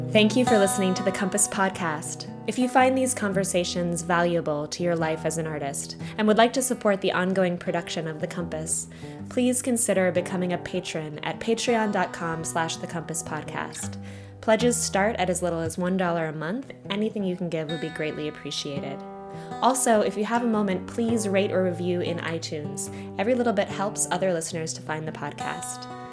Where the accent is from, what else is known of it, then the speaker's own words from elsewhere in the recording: Michigan, United States; moved away; also born or lived in Evansville; I grew up in Michigan